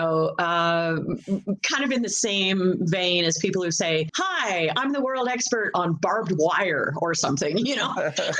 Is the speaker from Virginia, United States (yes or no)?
no; Valley of Enchantment, California, United States; moved away as an adult; also born or lived in Palm Springs, California; now in Tasmania, Australia; Yeah, born and raised in California. You know, born in Palm Springs, raised in a little town outside of LA called Valley of Enchantment. Yes, it's true. I was raised in Valley of Enchantment.